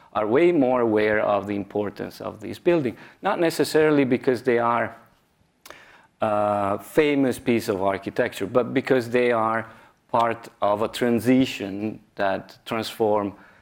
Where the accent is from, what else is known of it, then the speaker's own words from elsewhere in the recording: Italy; moved away as an adult; my hometown in Italy